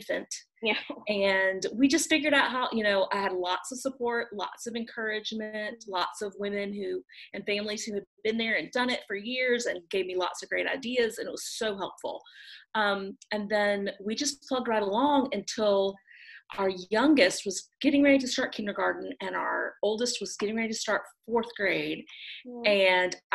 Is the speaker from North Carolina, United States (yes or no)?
yes; Raleigh, North Carolina area, United States; moved away as an adult; now in Düsseldorf, Germany; I'm from the Raleigh, North Carolina area, actually a really small suburb right outside of Raleigh, but that's where I was born and raised. So I'm a Southern girl, through and through.